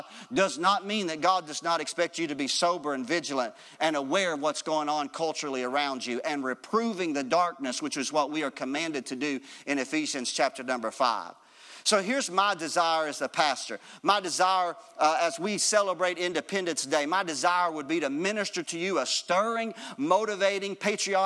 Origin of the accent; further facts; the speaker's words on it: United States; being an American citizen